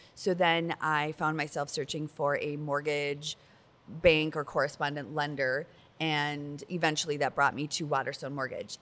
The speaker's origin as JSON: {"language": "English", "region": "Minnesota", "country": "United States", "tie": "born or raised there", "said": "like forty-five minutes from my hometown"}